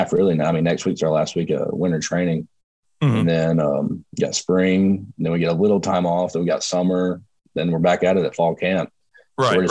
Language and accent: English; North Georgia, United States; moved away as an adult; now in Atlanta, United States; I'm from Murray County High School up in North Georgia. Not many people have really heard about it, but it's a small town.